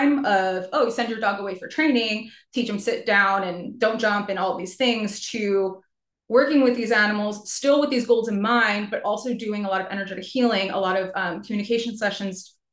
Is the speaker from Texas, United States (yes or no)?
no; New York, United States; moved away as an adult; also born or lived in New Jersey; now in Georgia, United States; I'm from New York, but I'm now a Georgia transplant. Moved down here in 2018